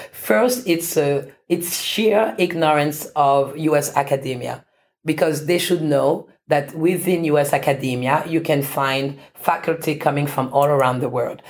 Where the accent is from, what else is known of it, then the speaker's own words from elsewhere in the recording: Paris, Île-de-France, France; moved away as an adult; now in United States; I was actually born in France and I had grown up in France